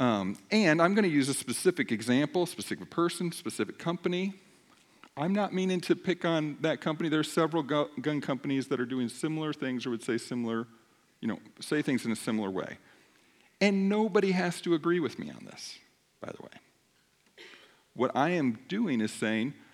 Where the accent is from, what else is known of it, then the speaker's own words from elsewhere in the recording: United States; I'm an American